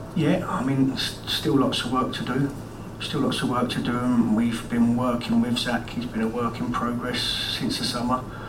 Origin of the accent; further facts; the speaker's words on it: London, United Kingdom; I was born in Elephant and Castle, grew up a Wimbledon fan